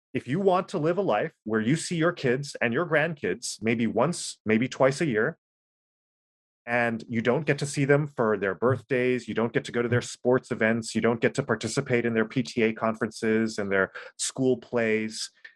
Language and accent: English; Oahu, Hawaii, United States; I'm from Oahu. I was born and raised here